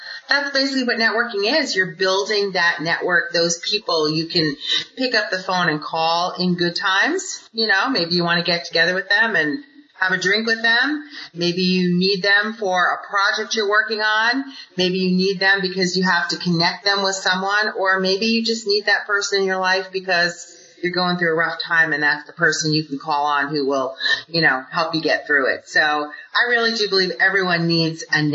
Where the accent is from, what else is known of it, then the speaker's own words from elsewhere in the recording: New York, United States; moved away as an adult; now in Arizona, United States; I'm originally a New Yorker